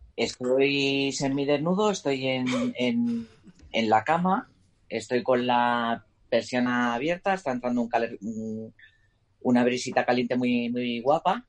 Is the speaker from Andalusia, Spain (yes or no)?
no; Mallorca, Balearic Islands, Spain; moved away as an adult; now in Madrid, Spain; Soy de Marca toda la vida, siempre el año pasado volví a la isla